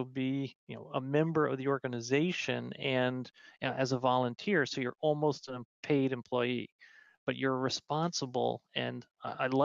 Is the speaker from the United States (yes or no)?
yes; New York, United States; I'm a New Yorker